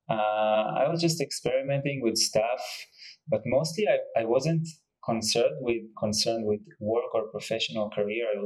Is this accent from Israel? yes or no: yes; Israel; moved away; I'm from Israel.